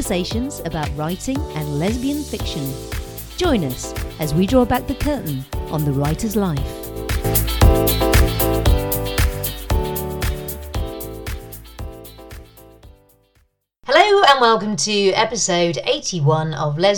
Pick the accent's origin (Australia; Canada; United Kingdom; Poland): United Kingdom; I am British